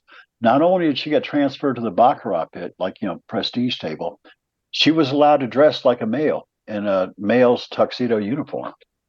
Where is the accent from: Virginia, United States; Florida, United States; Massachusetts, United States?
Virginia, United States; So when he found out I was from Virginia, he tried racism with me